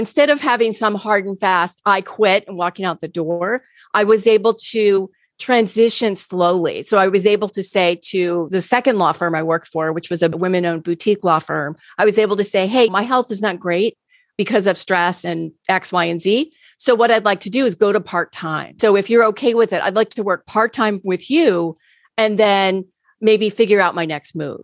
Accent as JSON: {"language": "English", "town": "Key West", "region": "Florida", "country": "United States", "tie": "born or raised there", "also_born_or_lived": "Chicago / Tampa, Florida", "moved": "as an adult", "said": "I grew up in Key West, Florida"}